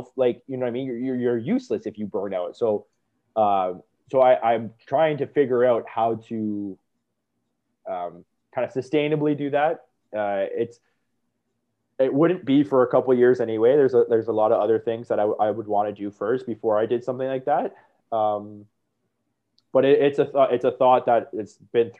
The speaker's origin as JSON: {"language": "English", "town": "Niagara Falls", "region": "Ontario", "country": "Canada", "tie": "born or raised there", "said": "when I grew up in Niagara, and me and my brother were bartenders there for a while"}